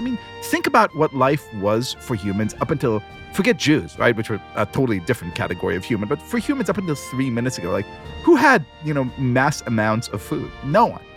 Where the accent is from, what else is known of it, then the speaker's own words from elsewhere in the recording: Israel; moved away; growing up in Israel, that was always a very joyous day